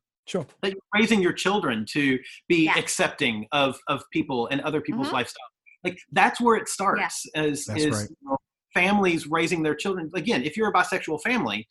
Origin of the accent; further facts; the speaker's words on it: the South, United States; growing up in the South